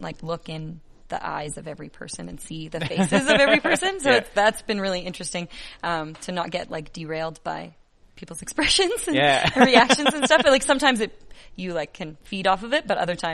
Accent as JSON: {"language": "English", "region": "rural British Columbia", "country": "Canada", "tie": "born or raised there", "said": "growing up in rural BC"}